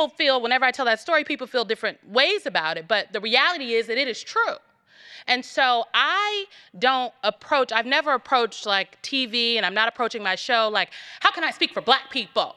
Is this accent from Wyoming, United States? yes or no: no; Nebraska, United States; I'm from Nebraska and grew up going to Catholic school my entire life